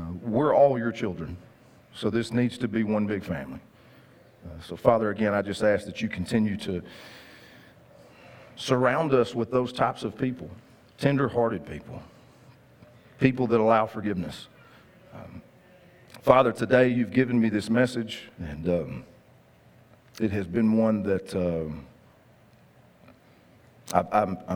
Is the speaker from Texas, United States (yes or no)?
yes; Linden, Texas, United States; When I was a kid, growing up in Cass County, Texas, amen, my dad, we lived in Linden